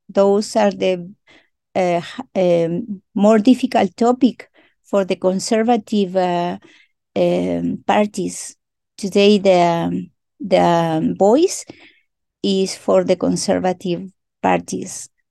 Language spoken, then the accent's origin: English; Chile; first language Mapudungun; English is a second language; I greeting you in my mother tongue that is very important for me and for my people that you hear my voice in my mother tongue because we are a original nation here in Chile